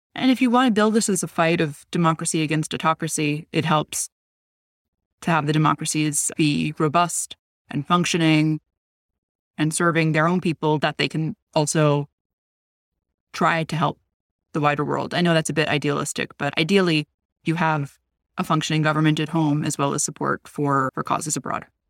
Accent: United States

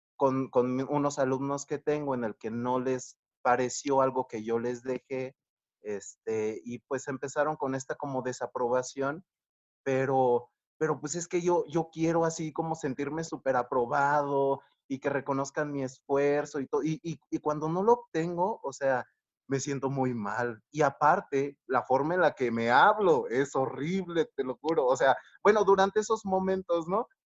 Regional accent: Mexico; soy de México

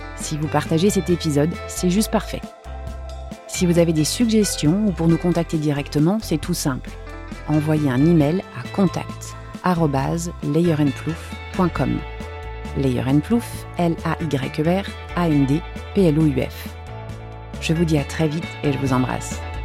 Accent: Besançon, Bourgogne-Franche-Comté, France; moved away as an adult; also born or lived in London, United Kingdom; now in Marseille, France; moi je viens de Besançon, donc l'est de la France

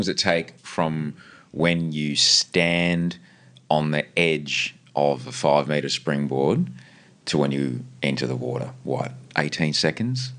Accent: Brisbane, Queensland, Australia; I grew up on the, the kind of Chapel Hill, um, Kenmore oh, area

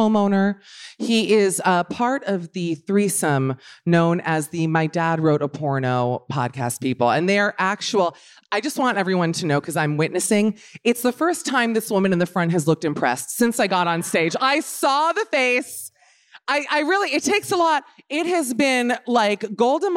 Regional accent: Miami, Florida, United States; I'm from Miami

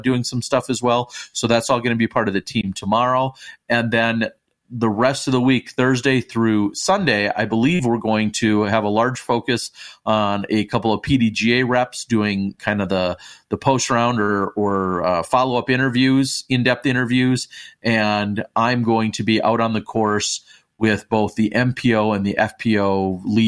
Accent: Wisconsin, United States; I'm from Wisconsin.

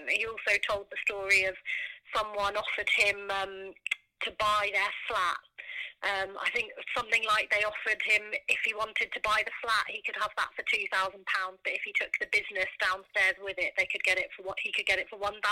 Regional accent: Norfolk, East of England, United Kingdom; growing up in Norfolk.

